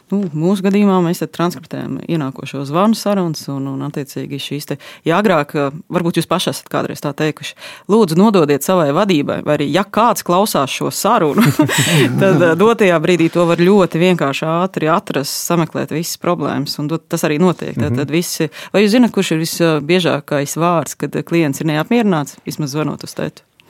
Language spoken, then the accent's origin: Latvian; Latvia; mēs esam latvieši tādi mierīgāki, klusāki